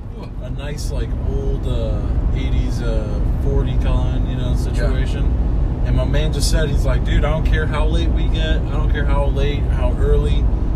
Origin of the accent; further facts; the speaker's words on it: Miami, Florida, United States; I was born in Miami.